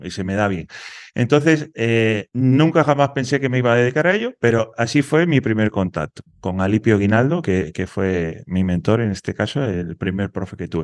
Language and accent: Spanish; Dos Hermanas, Andalusia, Spain; soy de un pueblo de Sevilla que se llama Dos Hermanas